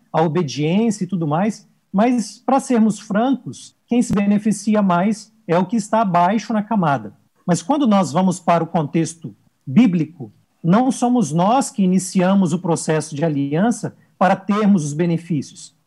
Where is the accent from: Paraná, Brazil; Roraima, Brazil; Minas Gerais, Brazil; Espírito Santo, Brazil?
Espírito Santo, Brazil; moved away as an adult; also born or lived in São Paulo state; now in São Paulo, Brazil; eu sou um capixaba. Eu, eu nasci e vivi no Espírito Santo durante a minha juventude